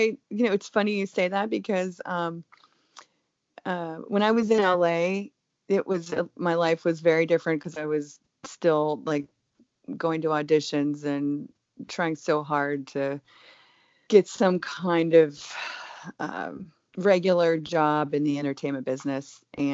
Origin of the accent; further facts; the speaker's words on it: Germany; But I do think that more so growing up in Germany really taught me that the world is a huge place.